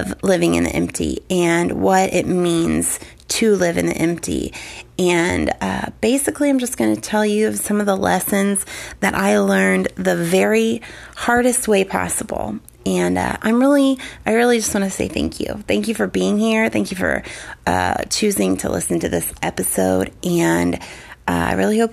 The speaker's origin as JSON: {"language": "English", "region": "the Bible Belt", "country": "United States", "tie": "born or raised there", "said": "I grew up in the Bible Belt"}